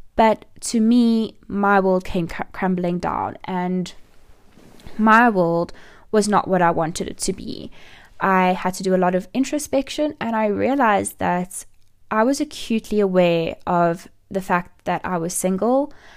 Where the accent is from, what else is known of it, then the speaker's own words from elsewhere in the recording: South Africa; also born or lived in Johannesburg; I'm from South Africa and I live in Johannesburg.